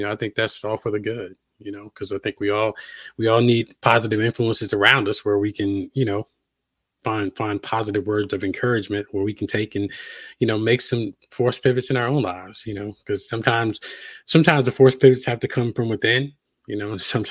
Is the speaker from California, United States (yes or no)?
no; Halifax, Virginia, United States; moved away as an adult; also born or lived in Blacksburg, Virginia / Atlanta / Raleigh; I grew up in Southern Virginia. My hometown is Halifax, Virginia.